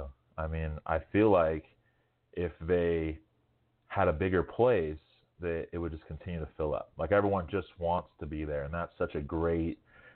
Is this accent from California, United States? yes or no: yes; California, United States; moved away as an adult; now in New Mexico, United States; I'm from California and I moved here 12 years ago.